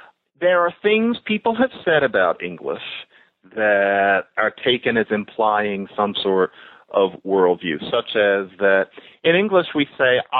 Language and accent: English; United States; we're American